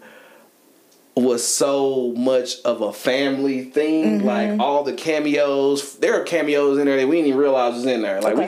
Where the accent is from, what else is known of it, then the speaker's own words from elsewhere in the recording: Dallas, Texas, United States; the demographic that I came from here in Oak Cliff, here in South Oak Cliff